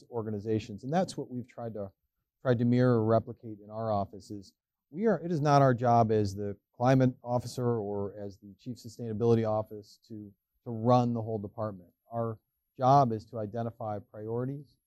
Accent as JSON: {"language": "English", "town": "Cleveland", "region": "Ohio", "country": "United States", "tie": "born or raised there", "also_born_or_lived": "Northeast United States / Southern Africa", "moved": "as an adult", "lives_now": "Washington, D.C., United States", "said": "I grew up in Cleveland, the Great North Coast, and the rock and roll capital of the world"}